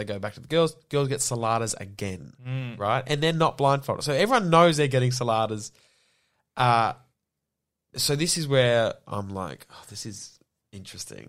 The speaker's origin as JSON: {"language": "English", "area": "Yarra Valley", "region": "Victoria", "country": "Australia", "tie": "born or raised there", "said": "I grew up in the Yarra Valley"}